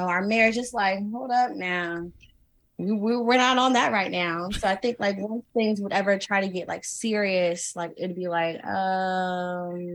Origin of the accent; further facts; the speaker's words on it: Charleston, South Carolina, United States; moved away as an adult; also born or lived in Atlanta; I'm not from Atlanta at all. Oh, like I'm from Charleston.